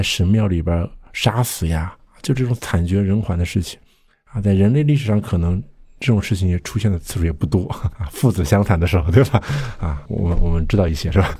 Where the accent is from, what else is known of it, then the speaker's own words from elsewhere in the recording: China; 我们就是中国人